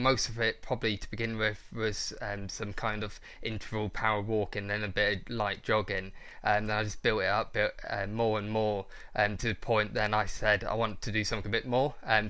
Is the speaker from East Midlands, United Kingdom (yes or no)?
yes; Corby, East Midlands, United Kingdom; also born or lived in London; Yeah, so I was born in London. So I lived there for 8 years. But for the last, let's say, 14 years, I've been living in Corby, so I'm local lad.